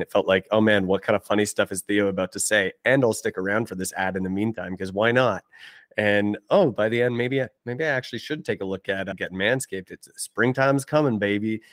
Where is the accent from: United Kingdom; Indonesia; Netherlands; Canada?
Canada; I'm Canadian